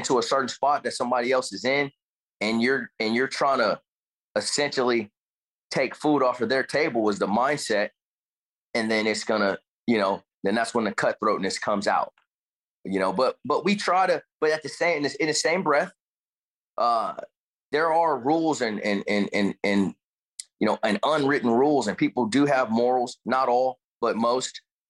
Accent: Richmond, California, United States; also born or lived in Suisun City, California; I was born and raised in Richmond and then later moved to to kind of like Northeast Bay Area to a small town called Sassoon, which is Fairfield, Sassoon. They're like one and the same. I grew up there

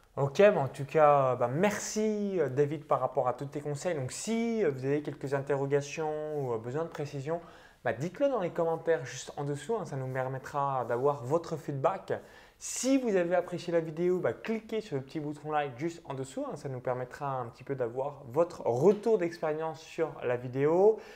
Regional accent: Bourgogne-Franche-Comté, France; j'ai grandi dans un tout petit village à vingt kilomètres de Chalon-sur-Saône

